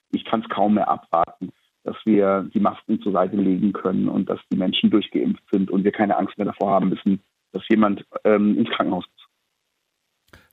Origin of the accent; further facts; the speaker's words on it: Black Forest, Baden-Württemberg, Germany; bei uns im Schwarzwald